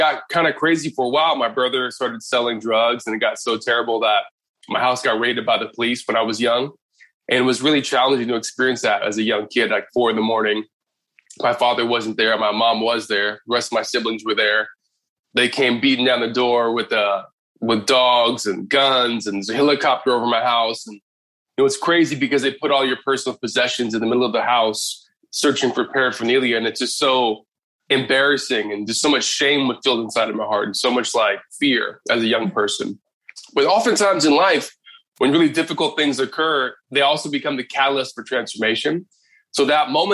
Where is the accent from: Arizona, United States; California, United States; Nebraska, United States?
California, United States; Inglewood; I was born in Inglewood, California